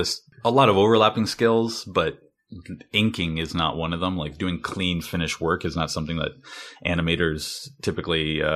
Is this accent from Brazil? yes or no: no; Port Elgin, Ontario, Canada; A small town called Port Elgin. It's okay. On a cottage country up on Lake Huron.